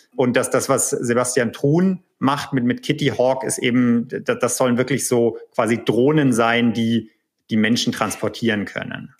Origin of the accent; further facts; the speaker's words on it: Erlangen, Bavaria, Germany; accent: Franconian; moved away as an adult; now in California, United States; in Erlangen, äh, was hm. ja äh, lustigerweise auch mein, meine Unistadt ist äh, und meine Geburtsstadt